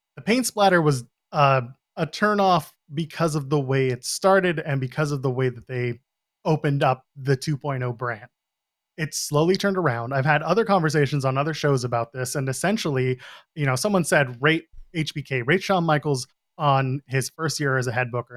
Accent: Canada; I'm a Canadian

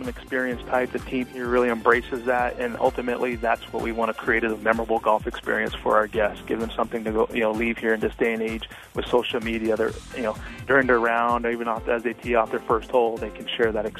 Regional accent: South Dakota, United States; moved away as an adult; now in Arizona, United States; 16 years here in Arizona and a couple previously back in South Dakota where I'm from.

